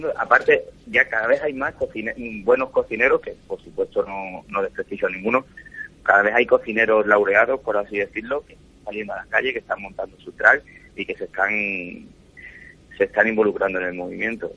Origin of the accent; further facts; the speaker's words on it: Cádiz, Andalusia, Spain; now in Madrid, Spain; yo soy de Cádiz